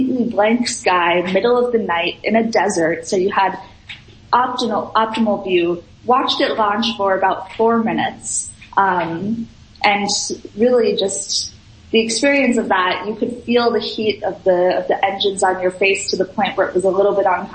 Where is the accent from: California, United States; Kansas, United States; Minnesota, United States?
Minnesota, United States; I'm from Minnesota